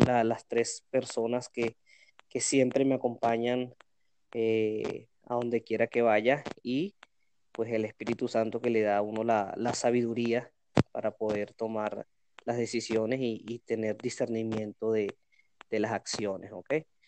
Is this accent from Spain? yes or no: no; Venezuela; moved away as an adult; now in Cali, Colombia; vengo de Venezuela emprendiendo. Hoy en día me encuentro en Cali.